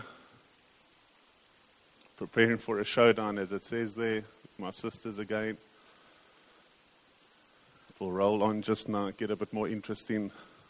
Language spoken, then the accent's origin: English; King William's Town, Eastern Cape, South Africa; We grew up in King Williamstown